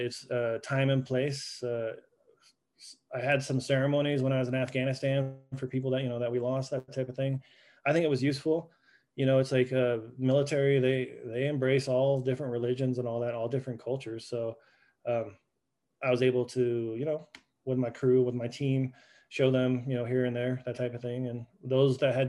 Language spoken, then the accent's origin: English; Santa Fe, New Mexico, United States; moved away as an adult; also born or lived in Oklahoma / Amsterdam, Netherlands / Iceland; I was born in Santa Fe, New Mexico